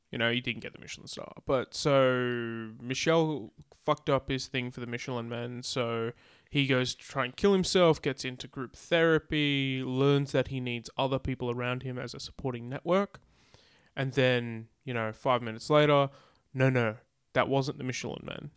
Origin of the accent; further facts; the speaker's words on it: Australia; we're Australian